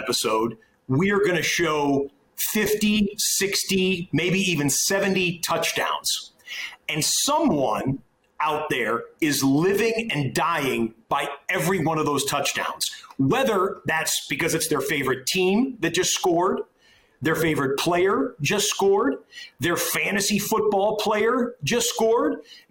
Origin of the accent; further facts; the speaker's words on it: Detroit, Michigan, United States; moved away as an adult; also born or lived in Syracuse, New York; I grew up in suburban Detroit